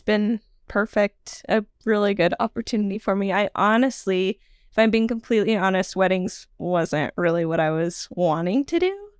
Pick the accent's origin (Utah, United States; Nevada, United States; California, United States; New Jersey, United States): Nevada, United States; also born or lived in Salmon, Idaho; I mostly grew up in Nevada